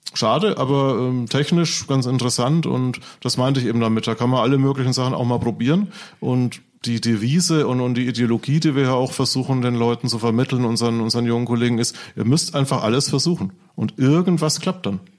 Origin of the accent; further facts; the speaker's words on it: Franconia, Bavaria, Germany; accent: Franconian; wo ich herkomme, komme, aus Franken, das hört wahrscheinlich jeder